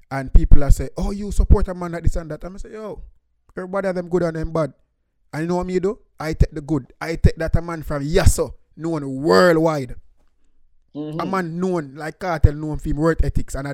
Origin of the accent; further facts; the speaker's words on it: Portmore, Jamaica; I come from Portmore